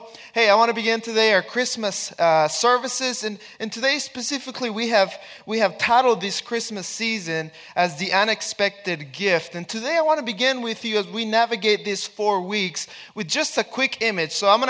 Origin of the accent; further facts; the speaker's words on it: Texas, United States; I have 4 kids, and my wife, we come from Texas